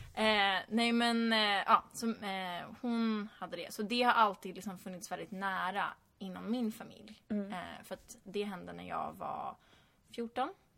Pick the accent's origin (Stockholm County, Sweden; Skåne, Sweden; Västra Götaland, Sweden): Stockholm County, Sweden; Stockholm; moved away as an adult; now in California, United States; nu är jag hemma i Stockholm över sommaren